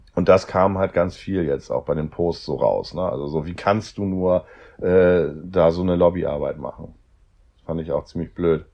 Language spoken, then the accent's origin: German; Hamburg, Germany; Ich komme aus Hamburg